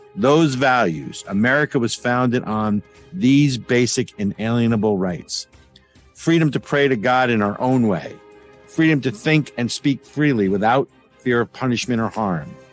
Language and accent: English; New Jersey, United States; now in New Hampshire, United States; my home state of New Jersey